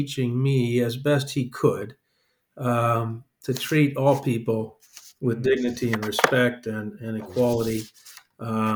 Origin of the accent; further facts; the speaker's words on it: East St. Louis, Illinois, United States; growing up in East St. Louis in the 50s and early 60s